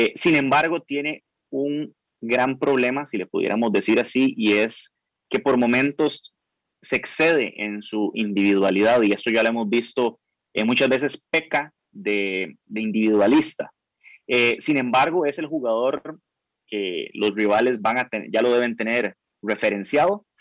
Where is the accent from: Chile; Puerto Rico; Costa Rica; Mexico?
Costa Rica; todos los ticos